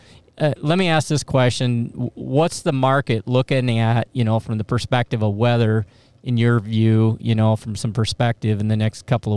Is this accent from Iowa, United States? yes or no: yes; Iowa, United States; Iowa for a minute, my home state and where I live